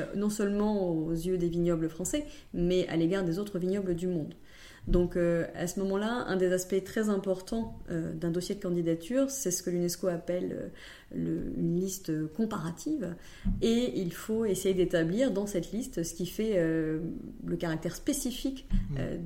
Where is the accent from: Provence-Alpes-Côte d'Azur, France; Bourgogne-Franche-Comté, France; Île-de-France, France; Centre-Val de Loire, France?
Bourgogne-Franche-Comté, France; Nièvre, Burgundy; je suis originaire de la Nièvre et donc bourguignonne